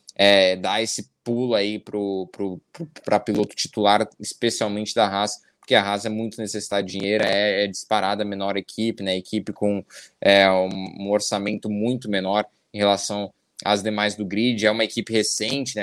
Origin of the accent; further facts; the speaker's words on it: Brazil; nós, como brasileiros